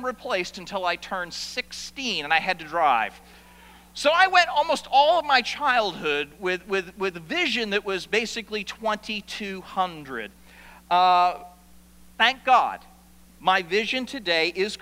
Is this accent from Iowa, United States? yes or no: no; South Portland, Maine, United States; my family moved from the house that I was born in South Portland, Maine, to a brand new subdivision in South Portland. And I went to a brand new school